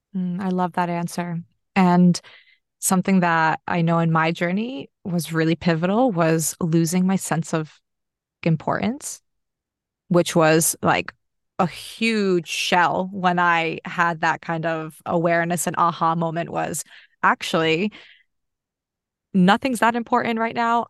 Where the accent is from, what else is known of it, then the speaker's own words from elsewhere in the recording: United States; now in Australia; I grew up in America